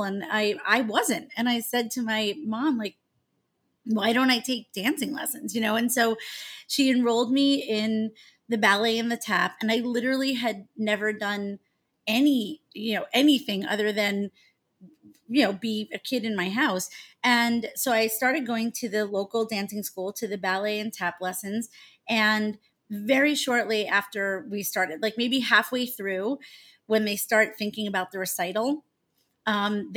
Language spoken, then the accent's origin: English; Long Island, New York, United States; So I grew up on Long Island in New York